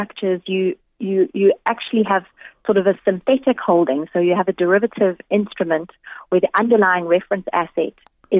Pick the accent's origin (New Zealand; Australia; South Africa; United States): South Africa; And at the moment, as a South African, if your cryptocurrency is hacked or stolen, you know, there's no ombud that you can go and complain to.